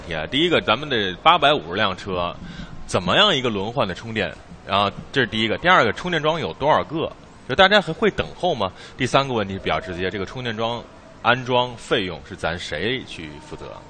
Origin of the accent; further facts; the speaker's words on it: northern China, China; 我们从北方来的